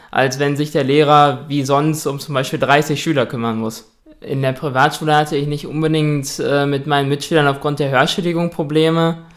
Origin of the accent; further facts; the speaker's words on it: Dortmund, North Rhine-Westphalia, Germany; also ich bin 23 Jahre alt, ich komme aus Dortmund